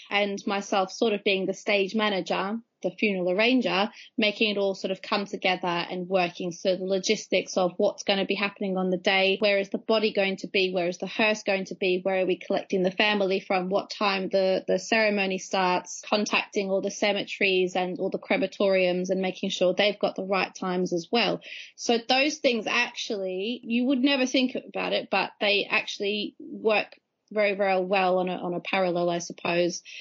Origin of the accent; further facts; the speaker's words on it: Australia; So still uh, technically an Aussie expat. So I'm losing my accent a little bit.